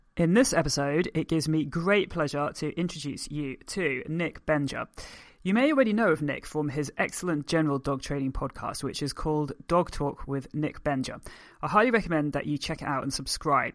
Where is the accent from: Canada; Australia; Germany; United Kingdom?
United Kingdom; I'm a British force-free gun dog trainer.